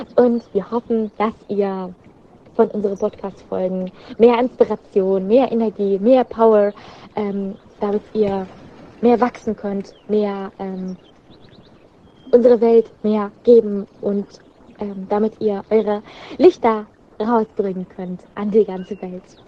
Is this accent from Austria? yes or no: no; Syria; German is a second language; now in Germany